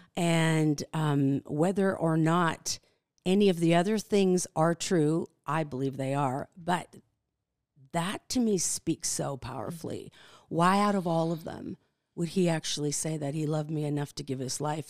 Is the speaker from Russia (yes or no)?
no; Canada; born or raised there; English is a second language; moved away as an adult; also born or lived in Netherlands; now in Kalispell, United States